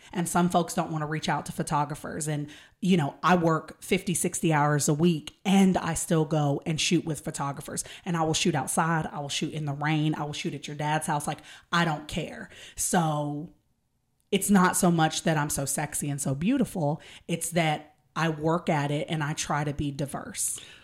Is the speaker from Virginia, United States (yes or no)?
no; Texas, United States; I am an hour and a half away from Jasper, Texas